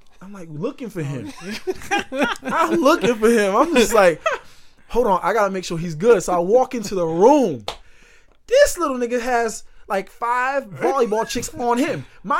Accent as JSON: {"language": "English", "town": "Boston", "region": "Massachusetts", "country": "United States", "said": "\"Oh my god, you from Boston?\" I was like, \"Yeah.\""}